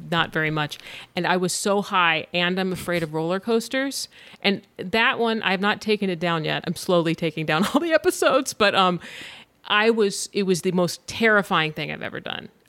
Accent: California, United States; And I grew up in Orange County, so like Knott's Berry Farm was the fucking place to go.

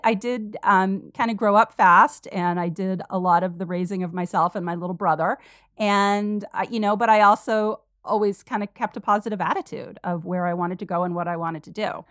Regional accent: Vermont, United States; I grew up in Vermont in this super small town, population like five hundred.

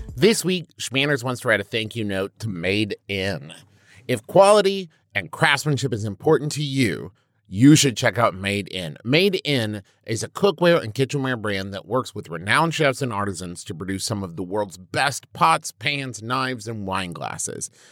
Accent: Huntington, West Virginia, United States; I'm from Huntington, West Virginia, home of the Thundering Herd

